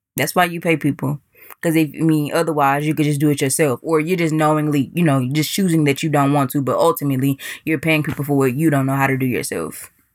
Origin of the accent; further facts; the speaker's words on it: Dallas, Texas, United States; moved away; my hometown of Dallas, Texas